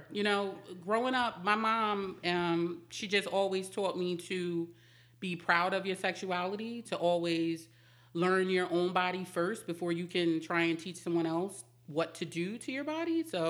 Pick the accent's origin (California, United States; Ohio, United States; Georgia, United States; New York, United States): New York, United States; Jamaica, Queens; now in Mount Airy, United States; Queens, Jamaica, Queens.